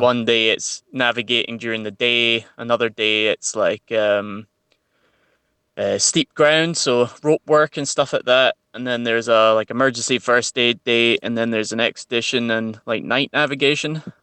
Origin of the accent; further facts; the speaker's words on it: Central Belt, Scotland, United Kingdom; I grew up in the Central Belt